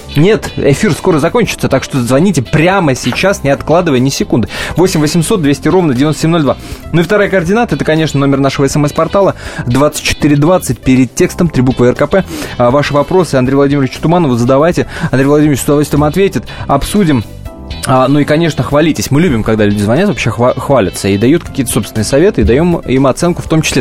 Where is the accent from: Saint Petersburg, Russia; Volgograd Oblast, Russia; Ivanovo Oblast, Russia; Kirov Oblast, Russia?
Kirov Oblast, Russia; сам родом из Кировской области.